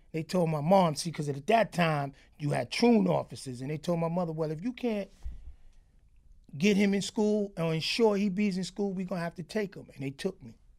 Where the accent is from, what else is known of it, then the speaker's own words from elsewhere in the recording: New York City, New York, United States; also born or lived in Crown Heights, Brooklyn; I'm from Crown Heights originally, but I grew up in Flatbush